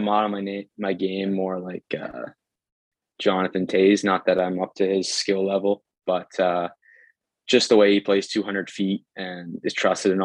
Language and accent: English; Ontario, Canada; the tight power skating that we have in Canada, especially my hometown